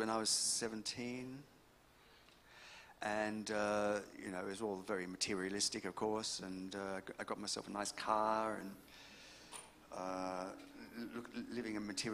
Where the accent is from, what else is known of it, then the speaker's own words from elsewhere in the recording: Brisbane, Queensland, Australia; also born or lived in England; I was born in Brisbane.